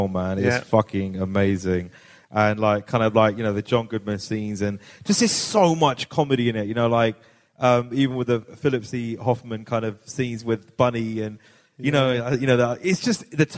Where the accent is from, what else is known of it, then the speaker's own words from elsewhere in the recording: Hounslow, London, United Kingdom; I'm from Hounslow. We had NFs there growing up